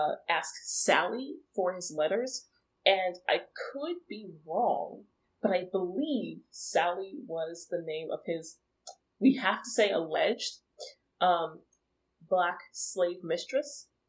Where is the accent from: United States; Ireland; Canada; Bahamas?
United States; Virginia; I was, like, one of the only children in Virginia that didn't.